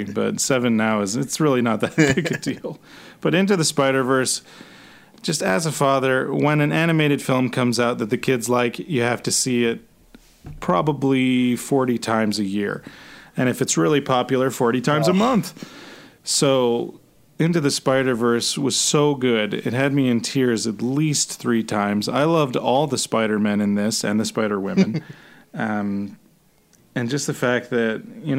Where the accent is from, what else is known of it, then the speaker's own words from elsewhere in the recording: California, United States; I grew up in California, a nice part of California